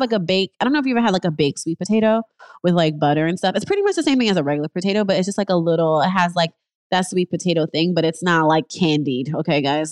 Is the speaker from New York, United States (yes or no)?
yes; New York, United States; moved away as an adult; now in Los Angeles, United States; I'm in L A, I'm originally from New York